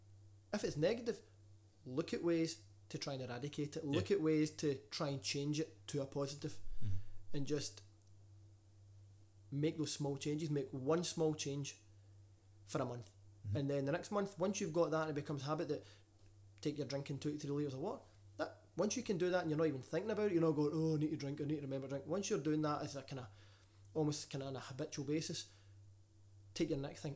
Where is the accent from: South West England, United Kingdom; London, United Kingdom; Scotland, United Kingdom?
Scotland, United Kingdom; West of; accent: West of Scotland; if there's anybody from outside the west of Scotland that can't understand us